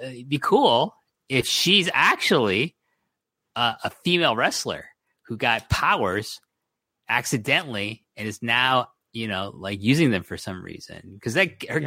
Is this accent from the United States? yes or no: no; Toronto, Ontario, Canada; I'm from Toronto